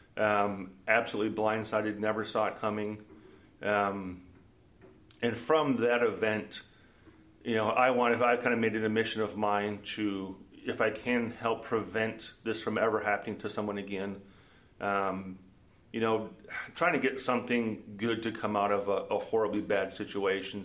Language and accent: English; Minnesota, United States; also born or lived in Omaha / Iowa; now in Des Moines, United States; Born and raised in Minnesota